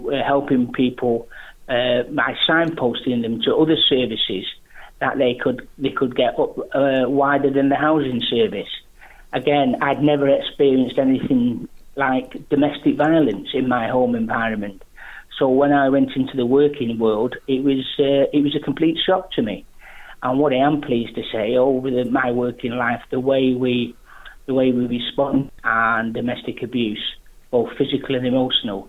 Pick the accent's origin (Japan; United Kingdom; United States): United Kingdom; Macclesfield, North West England; my hometown of Macclesfield